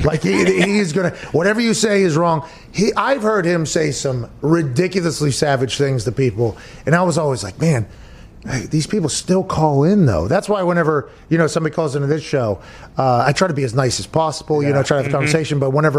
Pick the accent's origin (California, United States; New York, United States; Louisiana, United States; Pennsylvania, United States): Pennsylvania, United States; Pittsburgh; Growing up in Pittsburgh